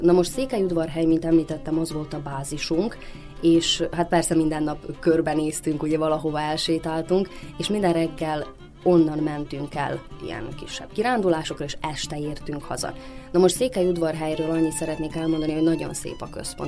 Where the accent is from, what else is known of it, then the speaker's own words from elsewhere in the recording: Banat, Vojvodina, Serbia; én a Bánátban nőttem föl